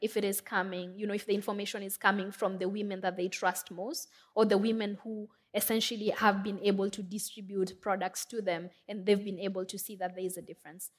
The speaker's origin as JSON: {"language": "English", "region": "Nairobi", "country": "Kenya", "tie": "born or raised there", "said": "I'm from Kenya. Um, I grew up in Makoto. It's one of the biggest slums in Nairobi"}